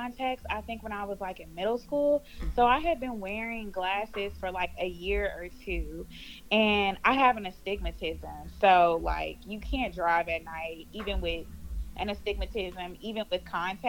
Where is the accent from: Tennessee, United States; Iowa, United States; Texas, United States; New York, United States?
Texas, United States; Houston; I am from Houston, Texas, born and raised, and I still stay in Houston, Texas